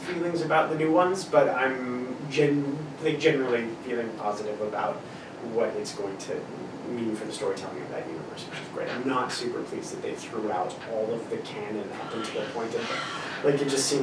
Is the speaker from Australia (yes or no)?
no; the Maritimes, Canada; I grew up in the Maritimes